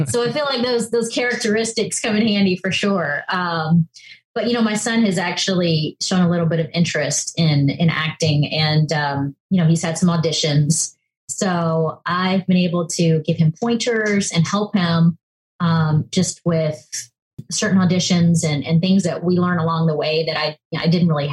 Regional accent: Charleston, South Carolina, United States; moved away; also born or lived in Los Angeles / New York; I grew up in Charleston, South Carolina

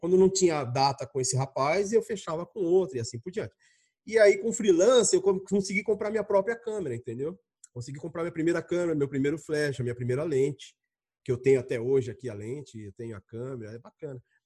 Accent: São Paulo, Brazil; Eu sou paulista

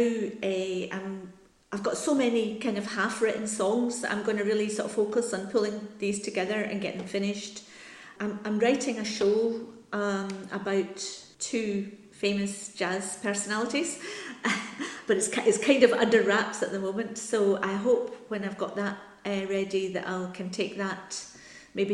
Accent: Paisley, Scotland, United Kingdom; I'm from Paisley in Scotland, which is quite near Glasgow

